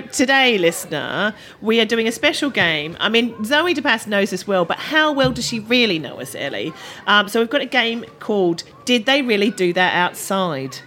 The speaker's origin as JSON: {"language": "English", "country": "Australia", "tie": "born or raised there", "moved": "yes", "said": "grew up in Australia, so we were basically outdoors ninety eight percent of the time"}